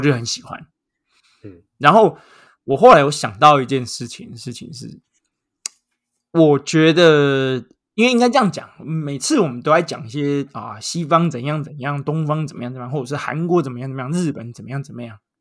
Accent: Taiwan; 从小在台湾长到大

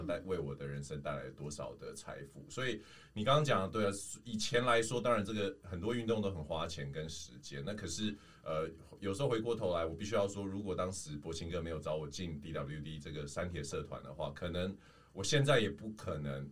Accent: Taoyuan, Taiwan; 我是桃园人嘛

